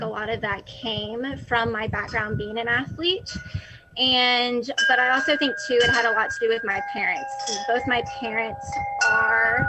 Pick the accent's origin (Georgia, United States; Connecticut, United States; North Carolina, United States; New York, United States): North Carolina, United States; I'm originally from North Carolina. I've grown up here my entire life